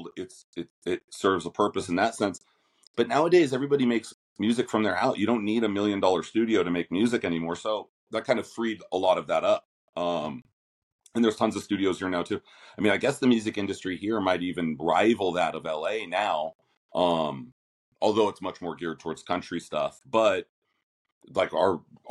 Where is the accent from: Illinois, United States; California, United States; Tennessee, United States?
California, United States; Los Angeles; moved away as an adult; now in Nashville, United States; I grew up in LA, real